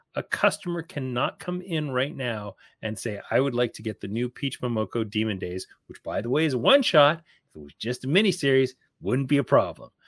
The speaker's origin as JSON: {"language": "English", "country": "Canada", "said": "as a Canadian"}